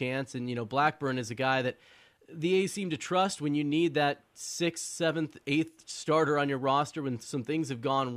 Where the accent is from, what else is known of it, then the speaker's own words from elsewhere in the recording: Oakland, California, United States; I was born in Oakland, from the Bay Area